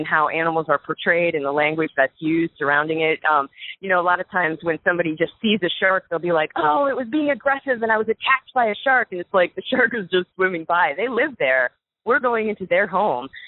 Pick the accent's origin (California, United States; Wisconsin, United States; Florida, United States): Florida, United States; Florida Keys, United States; moved away as an adult; now in Boulder, United States; I grew up in the Florida Keys surrounded by, you know, living on a rock surrounded by the beautiful ocean